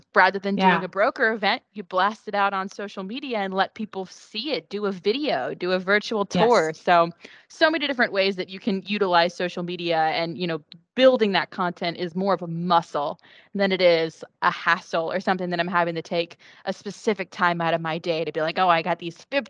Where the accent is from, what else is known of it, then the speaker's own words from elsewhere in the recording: West Virginia, United States; moved away as an adult; now in Florida, United States; I'm not from Florida. I am from West Virginia